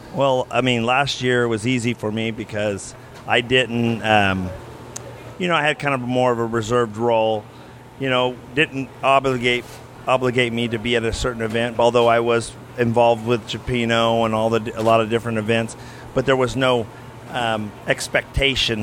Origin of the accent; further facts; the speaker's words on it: Tulare, California, United States; So my hometown's Tulare